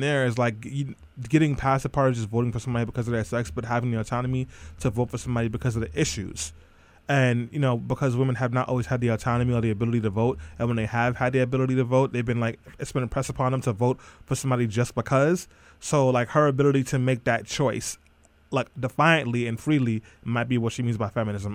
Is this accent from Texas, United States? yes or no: no; New York City, New York, United States; also born or lived in Brownsville, Brooklyn; I grew up in Eastern York, Brooklyn